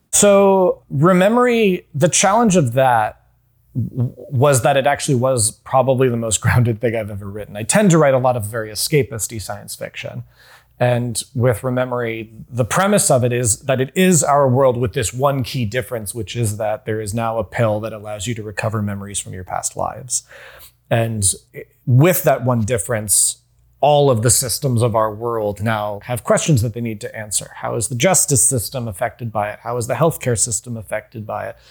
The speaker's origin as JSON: {"language": "English", "region": "North Carolina", "country": "United States", "tie": "born or raised there", "said": "I grew up in North Carolina"}